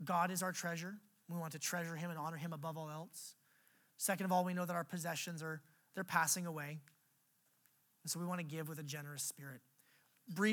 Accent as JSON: {"language": "English", "country": "United States"}